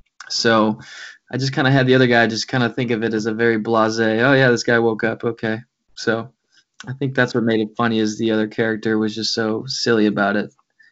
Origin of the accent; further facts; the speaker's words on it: Clarence, New York, United States; moved away as an adult; now in Los Angeles, United States; Yeah, I attended St. Joe's Collegiate in Buffalo for high school, had a great time. I grew up in Clarence.